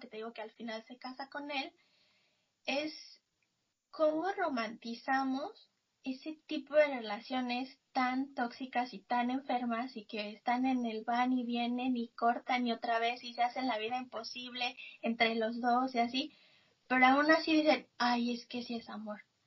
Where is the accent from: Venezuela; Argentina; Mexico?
Mexico; soy mexicana